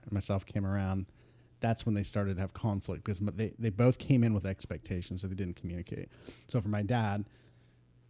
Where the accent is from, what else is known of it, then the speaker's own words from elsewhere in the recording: Columbus, Ohio, United States; I'm from Columbus, Ohio. So I grew up in what's considered the Midwest.